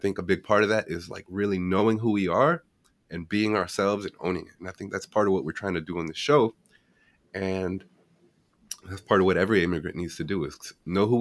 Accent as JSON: {"language": "English", "town": "Washington", "region": "East Coast", "country": "United States", "tie": "born or raised there", "said": "growing up on the East Coast, most of the immigrants that are Hispanic came a little bit later. We came here, at least in the DC area."}